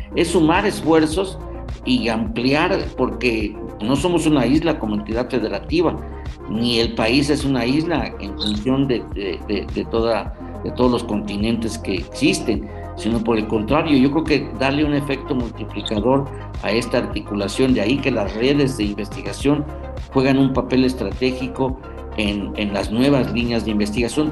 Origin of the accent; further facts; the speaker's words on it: Hidalgo, Mexico; como hidalguenses